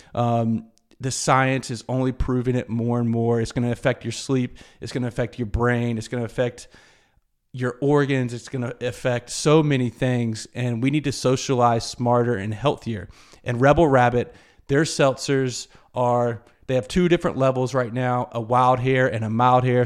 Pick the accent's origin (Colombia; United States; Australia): United States; Greenville, South Carolina; my hometown of Greenville, South Carolina